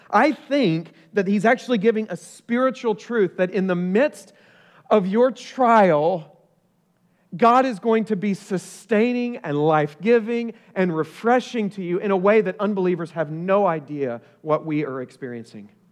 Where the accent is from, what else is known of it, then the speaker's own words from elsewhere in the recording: Oklahoma, United States; also born or lived in Ohio; now in Collierville, United States; I grew up in Oklahoma